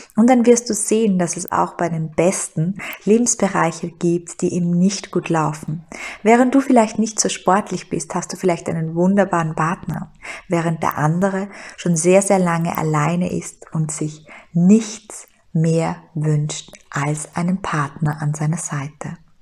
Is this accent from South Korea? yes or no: no; Styria, Austria; moved away as an adult; now in Vienna, Austria; ich hatte einen wunderbaren Job in der Steiermark, ich hatte eine Traumwohnung in meiner Heimat, und ich bin nach Wien gegangen